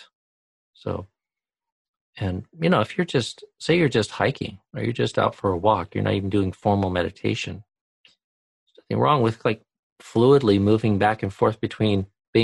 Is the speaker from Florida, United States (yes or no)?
no; White Salmon, Washington, United States; moved away; also born or lived in Thailand; from White Sam in Washington, my hometown